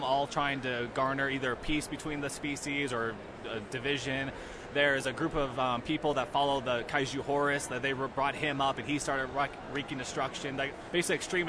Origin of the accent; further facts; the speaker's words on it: Topeka, Kansas, United States; I'm from Topeka